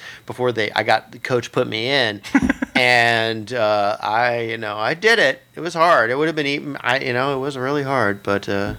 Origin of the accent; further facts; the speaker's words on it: Phoenix, Arizona, United States; I grew up in Phoenix